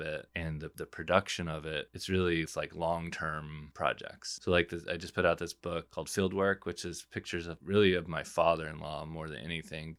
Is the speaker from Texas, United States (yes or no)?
yes; San Angelo, Texas, United States; I grew up in San Angelo, which is this little West Texas town